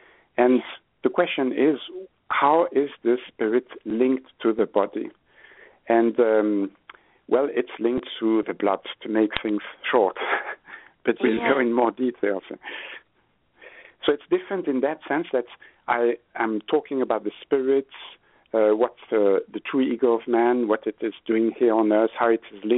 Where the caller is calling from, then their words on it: Switzerland; Yeah, I'm phoning from Switzerland. It's 9 p.m., so it's really dark.